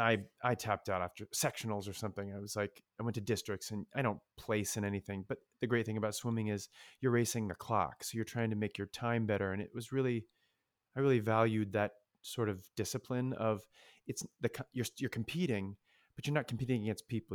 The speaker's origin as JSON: {"language": "English", "region": "Ohio", "country": "United States", "tie": "born or raised there", "also_born_or_lived": "Michigan", "moved": "yes", "said": "growing up in Ohio, you're a Buckeye"}